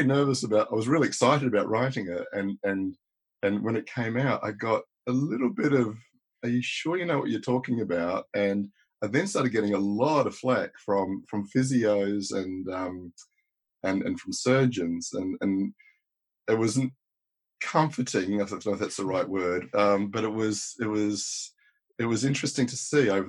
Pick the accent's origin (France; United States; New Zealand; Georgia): New Zealand; Paraparaumu, Wellington; also born or lived in Australia; now in London, United Kingdom; I roamed the plains of New Zealand fighting off brontosauri. As we were talking about before this, I did my junior school in New Zealand